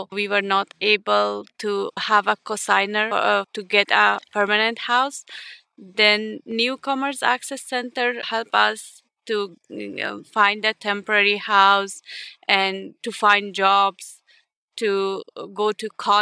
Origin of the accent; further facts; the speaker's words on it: Ukraine; English is a second language; moved away as an adult; also born or lived in Simi Valley; now in United States; we are from Ukraine